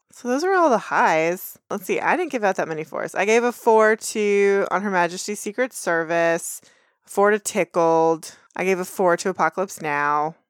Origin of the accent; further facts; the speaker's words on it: Texas, United States; we're from Texas, we've grown up seeing footage of George W. Bush before he was president.